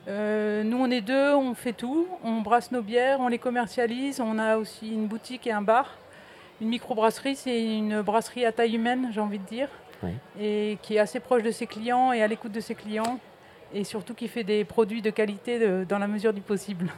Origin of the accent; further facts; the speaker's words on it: the North, Hauts-de-France, France; moved away; moi, je suis originaire du Nord